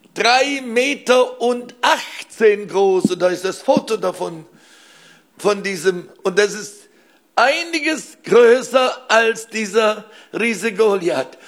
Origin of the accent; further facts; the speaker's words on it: Weiler, Baden-Württemberg, Germany; aus meinem Heimatdorf Weiler bei Blaubeuren